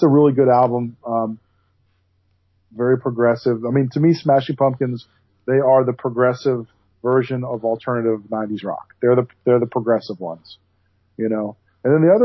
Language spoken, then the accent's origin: English; Atlanta, Georgia, United States; growing up in Metro Atlanta